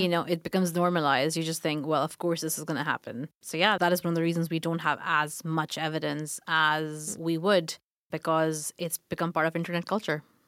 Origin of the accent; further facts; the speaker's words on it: Pakistan; moved away as an adult; also born or lived in Glasgow, United Kingdom / London, United Kingdom; now in United Kingdom; I grew up in Pakistan